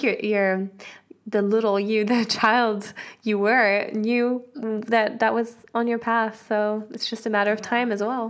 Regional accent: Switzerland; Switzerland. Yeah, not from the Alps, but I'm from Switzerland.

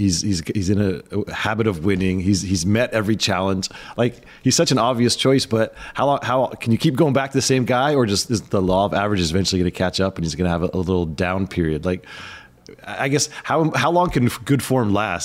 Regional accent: California, United States; most people think I sound like I'm stoned because I'm from California.

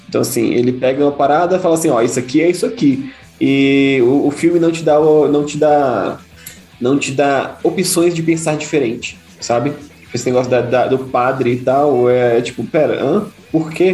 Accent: Brazil; a gente é brasileiro

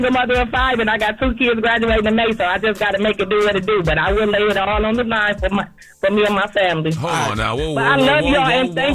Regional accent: Wisconsin, United States; now in Toledo, United States; I'm in Toledo. I'm from Wisconsin.

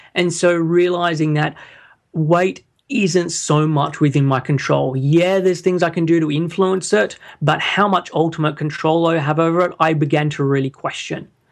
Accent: Sydney, New South Wales, Australia; moved away as an adult; now in London, United Kingdom; I'm originally from Sydney, and I moved over to the U K, uh, when I was in twenty-one

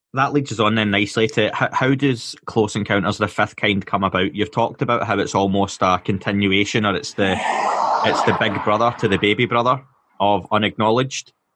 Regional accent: Scotland, United Kingdom; being Scottish

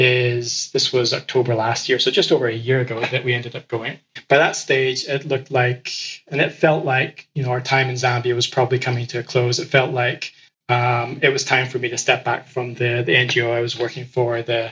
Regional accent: Ecuador; And I grew up in Ecuador, and so that immediately attracted me to it.

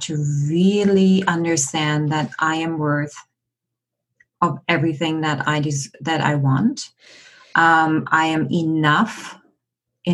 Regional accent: Germany; now in Victoria, Canada; I'm born and raised in just outside of Berlin, Germany, and I'm currently residing in Victoria, British Columbia, on the west coast of Canada

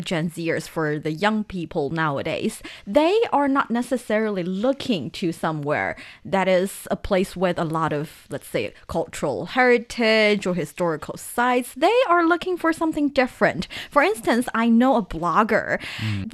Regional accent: Taiyuan, Shanxi, China; my hometown Taiyuan

